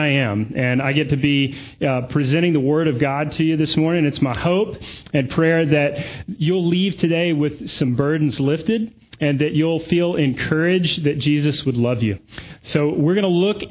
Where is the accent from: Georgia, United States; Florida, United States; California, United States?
Georgia, United States; Augusta; also born or lived in Durham, North Carolina; now in Greenville, United States; Augusta is sort of my hometown. My parents are here